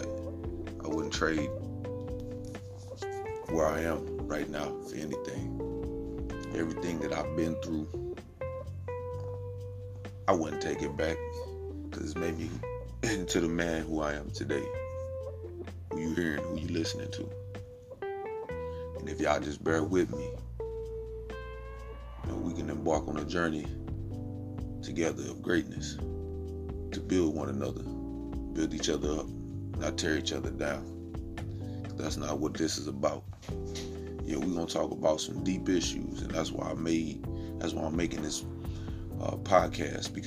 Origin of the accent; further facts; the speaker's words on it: Midwest, United States; growing up in the Midwest